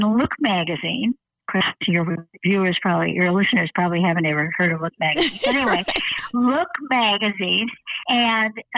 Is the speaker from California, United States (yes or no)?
yes; California, United States; moved away as an adult; also born or lived in Chicago; I grew up in California